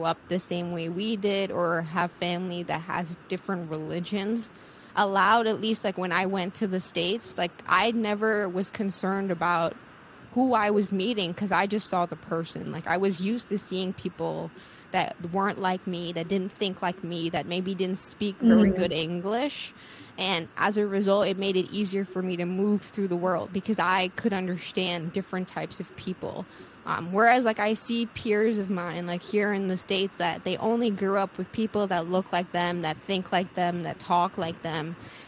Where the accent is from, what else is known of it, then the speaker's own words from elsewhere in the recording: Sint Maarten; growing up on Sint Maarten that wasn't always great. And you realize, like, how far behind we are when you leave and you go and see what the rest of the world is doing